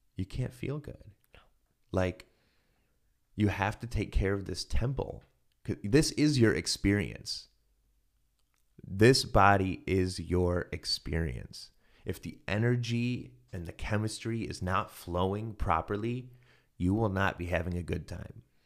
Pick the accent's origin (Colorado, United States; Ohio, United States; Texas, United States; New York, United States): Ohio, United States; I'm from Ohio